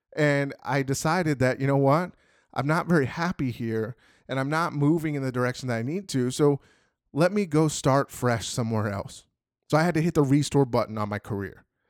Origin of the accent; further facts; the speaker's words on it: Phoenix, Arizona, United States; moved away as an adult; now in Texas, United States; I grew up in Phoenix, Arizona